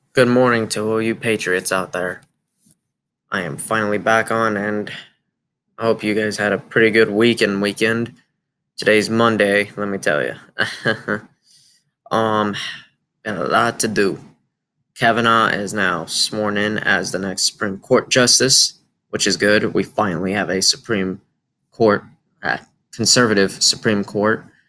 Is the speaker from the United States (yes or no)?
yes; United States; As an American